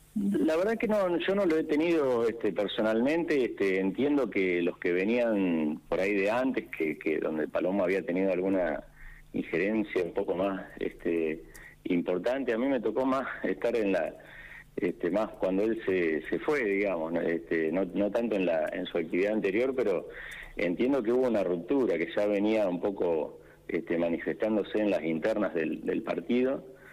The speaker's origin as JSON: {"language": "Spanish", "town": "General Pico", "region": "La Pampa", "country": "Argentina", "tie": "born or raised there", "said": "Los que somos de acá de toda la vida"}